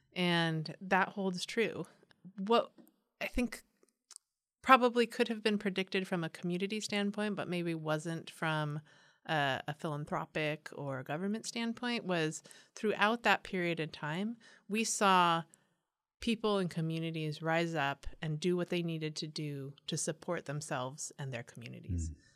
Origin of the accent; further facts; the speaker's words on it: San Diego, California, United States; also born or lived in East Coast; I'm from San Diego. I was born mm. and raised here uh, in Escondido and in Poway